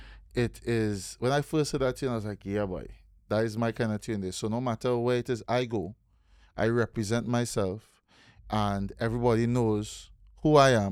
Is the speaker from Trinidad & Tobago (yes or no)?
yes; Trinidad & Tobago; I just from Trinidad and Tobago.